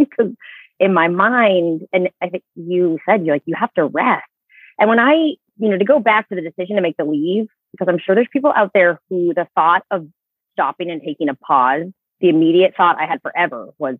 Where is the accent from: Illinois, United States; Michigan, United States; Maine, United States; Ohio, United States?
Maine, United States; So I grew up in Maine. I came back to my home state.